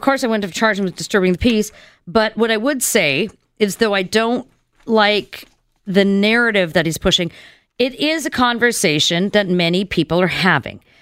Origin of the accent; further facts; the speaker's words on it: Canada; we as Canadian citizens